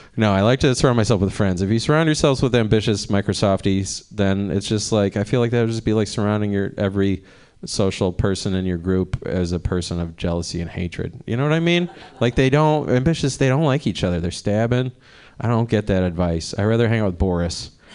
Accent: Cleveland, Ohio, United States; moved away as an adult; now in Oakland, United States; I'm from Cleveland

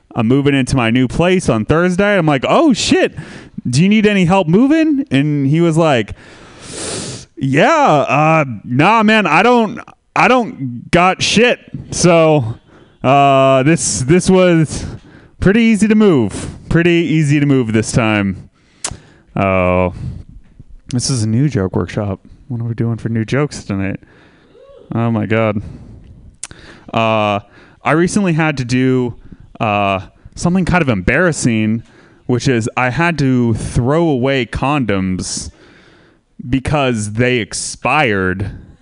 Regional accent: Santa Rosa, California, United States; I am from Santa Rosa too, um, which is a city most famous uh, recently for burning to the ground in a terrible wildfire

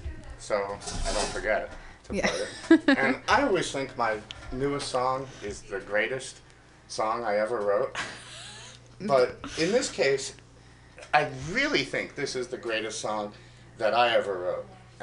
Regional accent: New York, United States; also born or lived in Moscow, Russia; now in San Francisco, United States; I was born in Russia. In Moscow. I grew up around New York, only spoke English since I was a kid, lost all my Russian. I've been in San Francisco 20-some years

